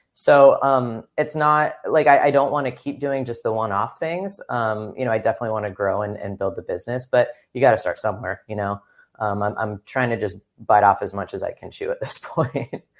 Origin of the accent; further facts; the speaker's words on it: Upland, California, United States; also born or lived in Fullerton, California / Irvine, California / Orange County, California; I grew up in lots of, well, not lots of places, Upland, California, which is, like, the Inland Empire, technically